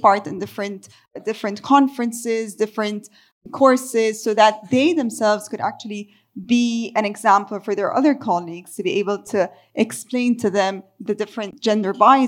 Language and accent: English; Beirut, Beirut Governorate, Lebanon; my hometown is Beirut, Lebanon